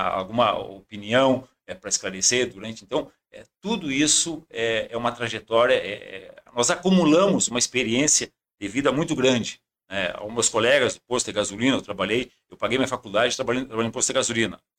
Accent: Rosário do Sul, Rio Grande do Sul, Brazil; born there; na verdade, eu nasci em Rosário do Sul, porque o meu pai, meu finado pai, tinha uma chácara de cuidar armada

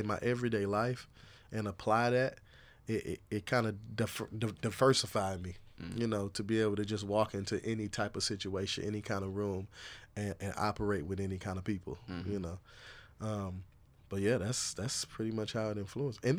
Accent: University City, Missouri, United States; I grew up in the Loop

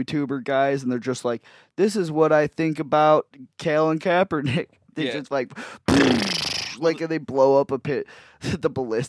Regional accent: Antioch, United States; I grew up in Antioch, where it's literally just like nothing but white people there.

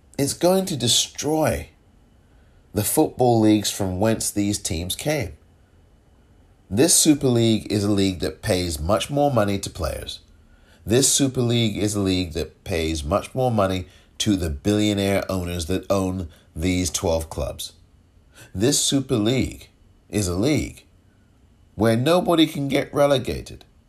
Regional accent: England, United Kingdom; moved away; I'm from England. I grew up watching football from the terraces.

